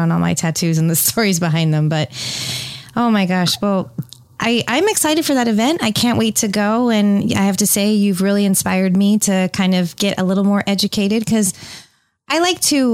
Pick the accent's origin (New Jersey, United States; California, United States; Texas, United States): California, United States; San Francisco; now in Tampa, United States; being from the San Francisco Bay Area